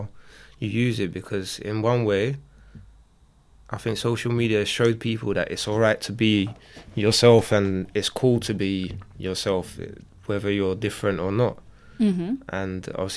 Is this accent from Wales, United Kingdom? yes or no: no; London, United Kingdom; also born or lived in Poland / Chadwell Heath / Dagenham; I grew up in Barking, then moved to Chadwell Heath, and now I'm in Dagenham.